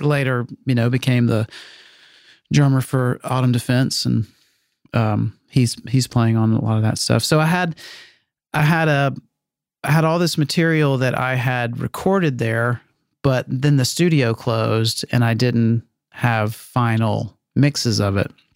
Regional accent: Meridian, Mississippi, United States; my hometown in Meridian.

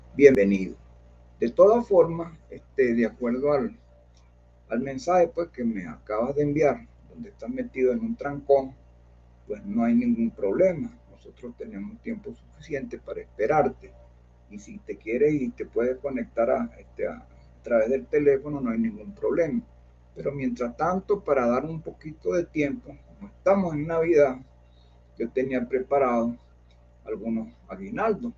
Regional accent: Carrizal, Miranda, Venezuela; moved away as an adult; also born or lived in Caracas, Venezuela; now in Colombia; yo nací en Caracas, pero vivíamos en un pueblo, vivíamos en un pueblo muy cerca de, de Caracas llamado Carrizal.

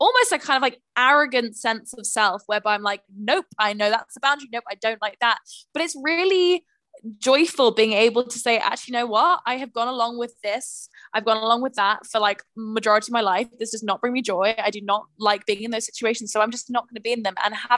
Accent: London, United Kingdom; also born or lived in Manchester; I grew up in London

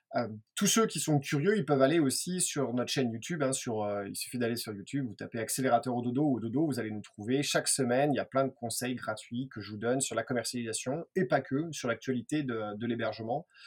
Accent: France; on est français

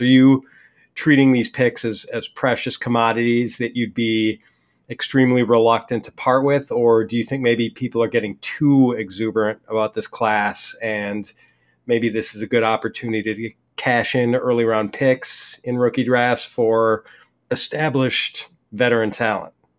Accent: Wisconsin, United States; I'm from Wisconsin

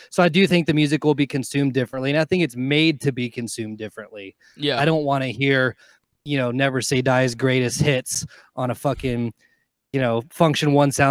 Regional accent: Carson City, Nevada, United States; Yes. Well, Carson City, which is the smaller fucking capital of Nevada.

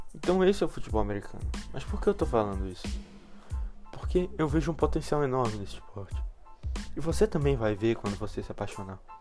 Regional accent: Brazil; a gente cresceu aqui no Brasil.

